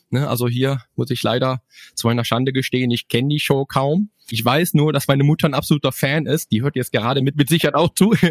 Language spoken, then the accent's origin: German; Cologne, North Rhine-Westphalia, Germany; Ist ja auch meine Heimatstadt, ne? Kölle ist ja sowieso meine